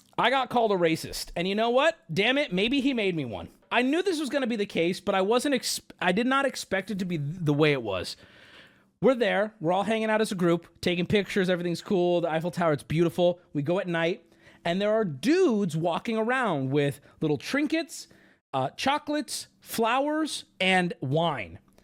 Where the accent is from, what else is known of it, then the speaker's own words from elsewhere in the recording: United States; you can tell we're American either from the English we're speaking or just the way we look